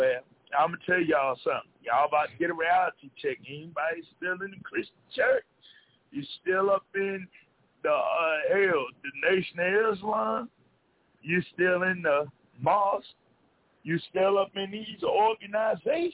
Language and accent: English; the South, United States; I come from the South